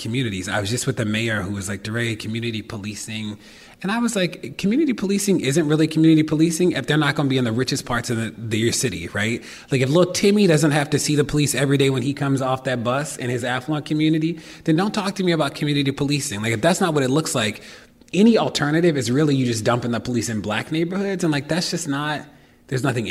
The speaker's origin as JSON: {"language": "English", "town": "Baltimore", "region": "Maryland", "country": "United States", "said": "I'm from Baltimore"}